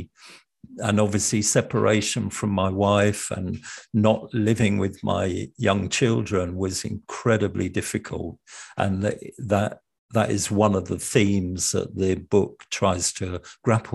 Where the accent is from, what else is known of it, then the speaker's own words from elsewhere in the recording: London, United Kingdom; I was brought up in the East End of London